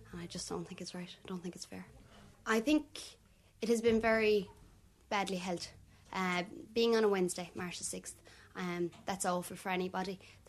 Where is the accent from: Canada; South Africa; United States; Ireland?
Ireland; County Limerick, Munster; I'm a second-year media student, and I come from County Limerick and live on the border of Tipperary, Cork and Limerick. I'm a 20-year-old